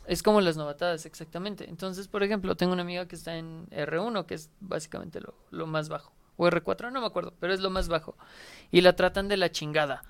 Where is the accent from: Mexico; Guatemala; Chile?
Mexico